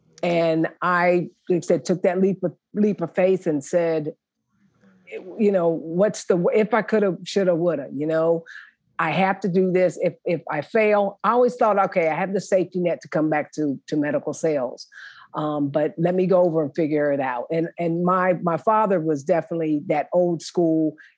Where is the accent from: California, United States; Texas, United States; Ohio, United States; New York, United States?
Ohio, United States; Columbus; Thank you for having me. I'm excited to be here. I'm originally from Columbus, Ohio, born and raised. Attended the Ohio State University.